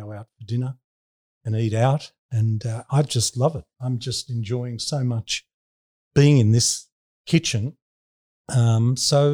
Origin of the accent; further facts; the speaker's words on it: Sydney, New South Wales, Australia; also born or lived in Bronte; I grew up in Bondi and I hung out at Bondi Beach